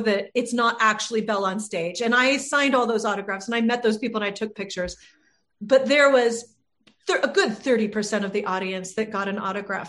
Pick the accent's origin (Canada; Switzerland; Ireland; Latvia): Ireland; I'm Irish.